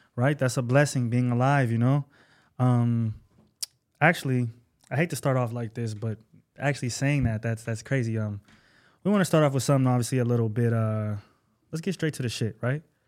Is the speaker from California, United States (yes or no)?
yes; Bay Area, California, United States; I'm not from Los Angeles. I'm a Bay Area native. I'm Northern Cali